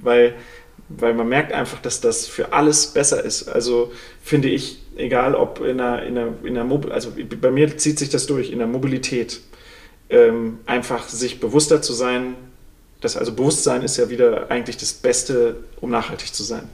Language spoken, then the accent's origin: German; Sauerland, North Rhine-Westphalia, Germany; moved away; ich komme aus dem Sauerland vom Bauernhof